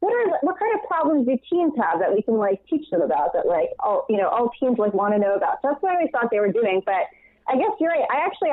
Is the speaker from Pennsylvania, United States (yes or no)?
no; New York City, New York, United States; I grew up in New York City, so we didn't hang out in malls